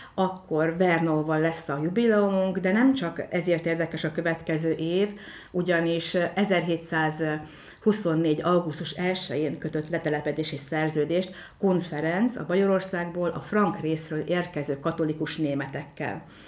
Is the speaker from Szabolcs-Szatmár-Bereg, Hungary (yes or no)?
no; Mórágy, Tolna, Hungary; moved away as an adult; now in Bonyhád, Hungary; én is Mórágyon nevelkedtem